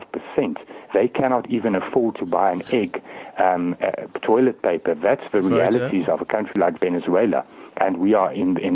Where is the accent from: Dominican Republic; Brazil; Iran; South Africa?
South Africa; I will not leave South Africa. I am a South African. I'm an African, but I'm an Afrikaner as well.